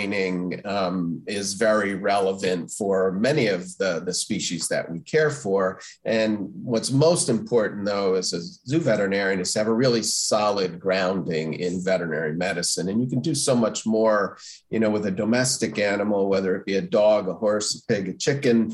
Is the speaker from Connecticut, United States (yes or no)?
yes; Stamford, Connecticut, United States; I grew up in Stamford, Connecticut.